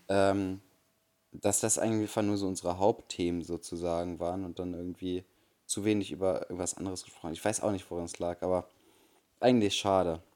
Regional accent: Bremen, Germany; bei uns in Bremen

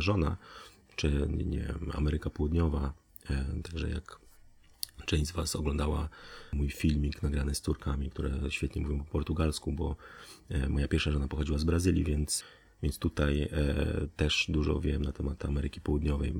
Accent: Poland; z Polski

